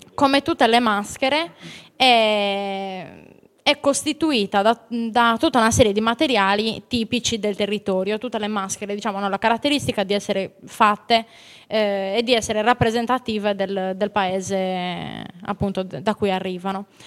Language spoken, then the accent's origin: Italian; Laconi, Sardinia, Italy; nel mio paese a Laconi abbiamo la piazza di Sant'Antonio